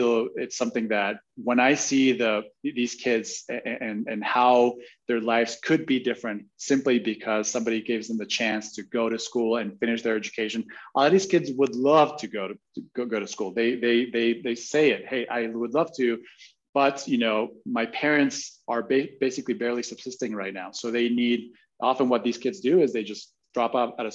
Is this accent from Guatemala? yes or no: yes; Guatemala; I was born and raised in Guatemala.